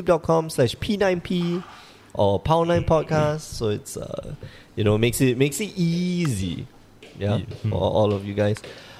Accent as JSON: {"language": "English", "country": "Singapore", "said": "So Dennis is a level 2 judge, and we're here from Singapore."}